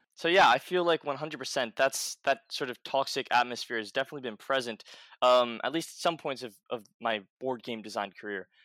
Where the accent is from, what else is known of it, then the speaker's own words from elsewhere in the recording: New York City, New York, United States; I grew up in New York City